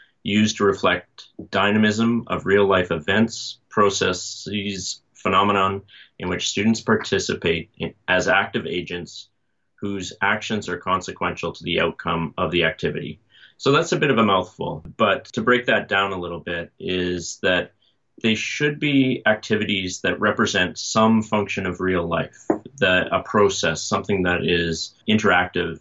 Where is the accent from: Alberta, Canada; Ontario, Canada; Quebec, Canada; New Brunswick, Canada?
Alberta, Canada; Calgary; moved away as an adult; also born or lived in Redwood City, California; I was born and raised in Calgary and, you know, eventually got back there.